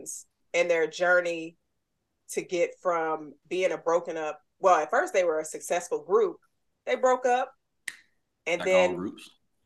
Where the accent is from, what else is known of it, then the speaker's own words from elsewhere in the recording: Charlotte, North Carolina, United States; now in Tampa, United States; I'm originally from Charlotte, North Carolina